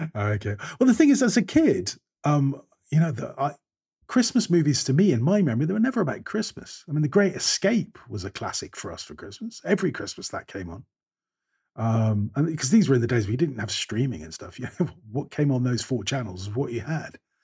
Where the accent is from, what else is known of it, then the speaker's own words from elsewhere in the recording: Scotland, United Kingdom; I'm, I'm a Scot